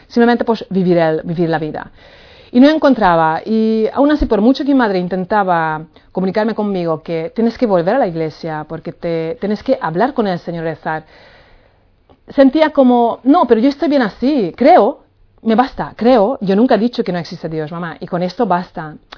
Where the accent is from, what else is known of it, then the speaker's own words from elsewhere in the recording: Hungary; Spanish is a second language; moved away as an adult; now in Palma de Mallorca, Spain; soy húngara, nací en Hungría hace 45 años y mm, bueno, ya llevo aquí 18 años